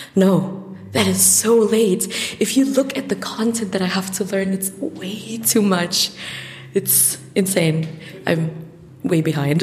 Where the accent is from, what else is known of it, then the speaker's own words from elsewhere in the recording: France; now in Germany; I'm from France